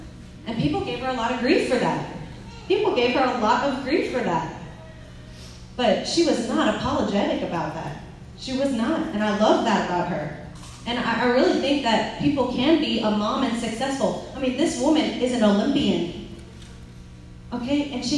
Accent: California, United States; born there; I was born in California, so he drove in from California to come visit with me.

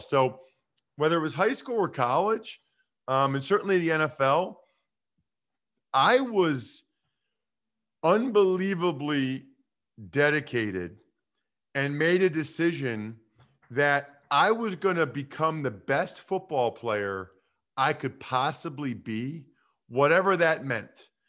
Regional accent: Reading, Pennsylvania, United States; now in Harrisburg, United States; I'm originally from Reading, which is kind of a narrow west of Philly

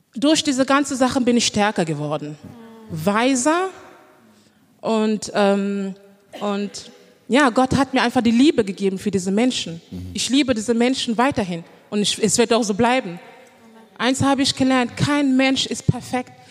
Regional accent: Düren, North Rhine-Westphalia, Germany; moved away as an adult; now in Cologne, Germany; ich bin eigentlich ähm, aus Düren. Ich habe da gelebt

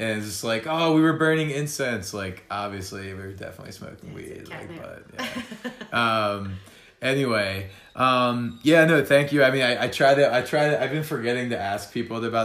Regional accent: New Jersey, United States; I'm from New Jersey

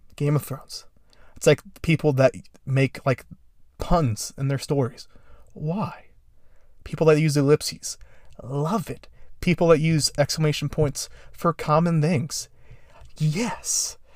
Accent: Indiana, United States; my home state

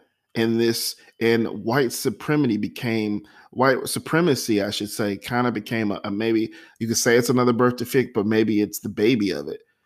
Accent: United States; as an American

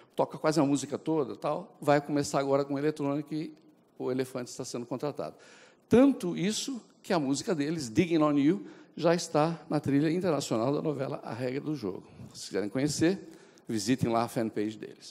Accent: São Paulo, Brazil; also born or lived in Mooca, São Paulo / United States; paulistano do Brás

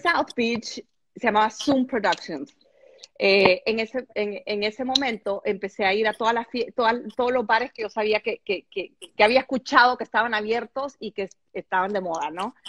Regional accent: El Salvador; yo soy salvadoreña

